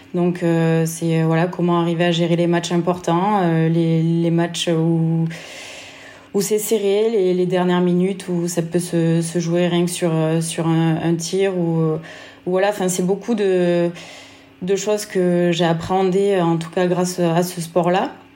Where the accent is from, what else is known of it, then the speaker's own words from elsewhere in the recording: Lozère, Occitania, France; moved away as an adult; also born or lived in Nantes / Vichy; C'est là où j'ai grandi